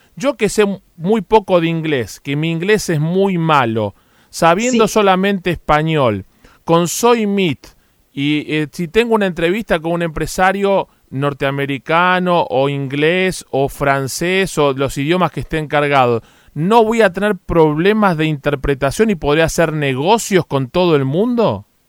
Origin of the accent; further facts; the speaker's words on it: Argentina; nos tiene a los argentinos muy interesados